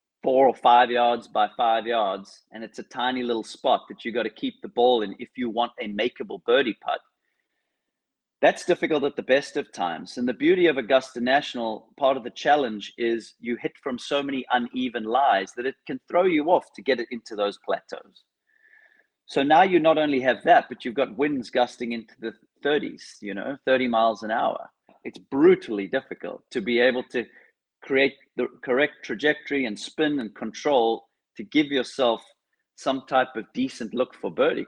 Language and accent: English; Cape Town, Western Cape, South Africa; I grew up in Cape Town, South Africa, which could quite possibly be the windiest place on earth.